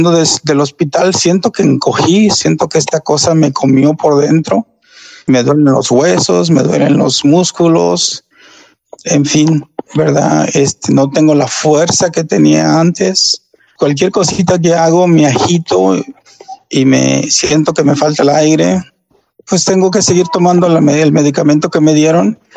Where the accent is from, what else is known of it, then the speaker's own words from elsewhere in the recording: Mexico; somos buenos, somos, somos latinos, somos hispanos, somos mexicanos, somos de toda raza y cuidémonos